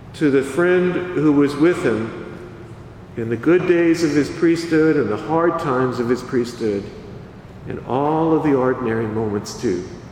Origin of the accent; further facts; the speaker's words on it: Church Point, Louisiana, United States; I'm originally from Church Point, Louisiana